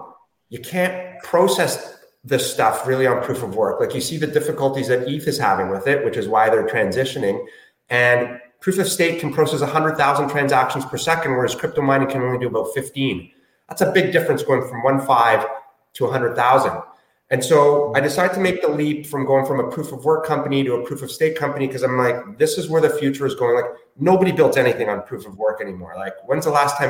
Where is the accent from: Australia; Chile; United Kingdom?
Chile; moved away; also born or lived in Toronto; I was born in Chile